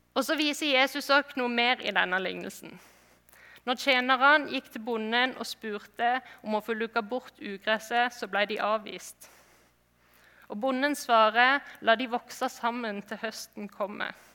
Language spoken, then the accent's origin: Norwegian; Flekkefjord, Agder, Norway; moved away; jeg kommer fra Flekkefjord